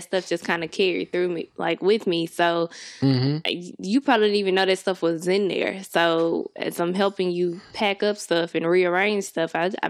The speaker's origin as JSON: {"language": "English", "town": "Memphis", "region": "Tennessee", "country": "United States", "also_born_or_lived": "Murfreesboro", "lives_now": "Nashville, United States", "said": "I'm from Memphis"}